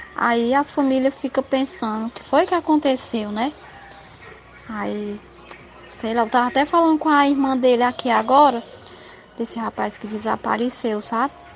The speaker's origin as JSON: {"language": "Portuguese", "town": "Ipu", "region": "Ceará", "country": "Brazil", "said": "somos aqui de Ipu, Ceará"}